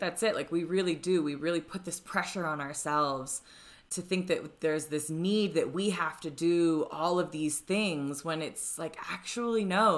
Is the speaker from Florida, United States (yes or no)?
yes; Florida, United States; moved away as an adult; now in Denver, United States; I'm from Florida, which you know, not necessarily known for its youth